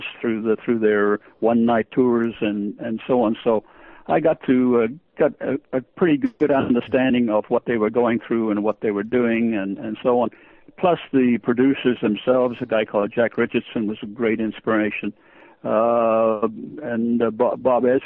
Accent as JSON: {"language": "English", "country": "Australia", "tie": "born or raised there", "also_born_or_lived": "Estonia", "second_language": "English"}